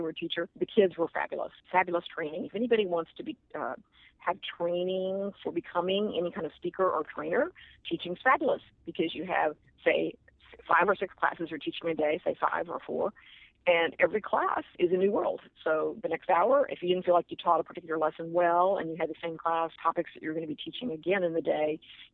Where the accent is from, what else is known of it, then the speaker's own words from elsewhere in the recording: Austin, Texas, United States; I'm from Austin, Texas